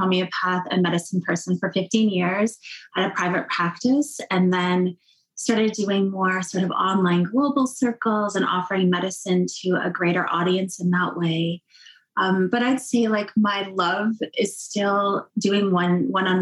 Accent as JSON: {"language": "English", "area": "Cape Croker First Nation", "region": "Ontario", "country": "Canada", "said": "I'm from Cape Croker First Nation"}